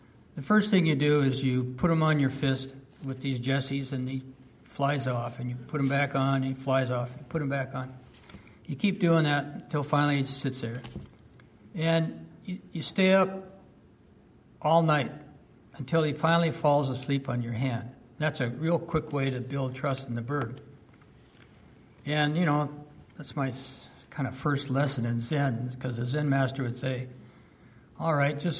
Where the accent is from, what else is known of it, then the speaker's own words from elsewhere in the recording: California, United States; English is a second language; moved to California